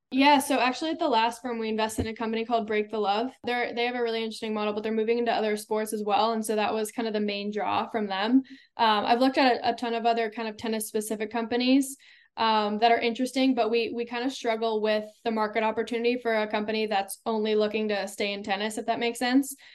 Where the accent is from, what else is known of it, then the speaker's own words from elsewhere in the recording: Silicon Valley, California, United States; growing up in the Silicon Valley